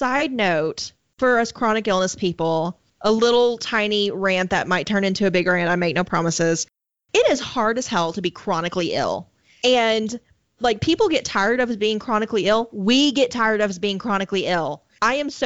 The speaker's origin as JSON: {"language": "English", "region": "southern Arkansas", "country": "United States", "tie": "born or raised there", "said": "I was born and raised in southern Arkansas"}